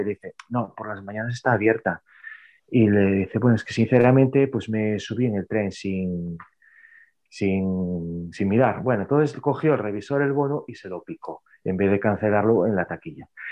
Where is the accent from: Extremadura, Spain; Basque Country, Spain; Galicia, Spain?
Galicia, Spain; Narón?, north of A Coruña province; also born or lived in Santiago de Compostela; Está al norte de la provincia de A Coruña, en Galicia, España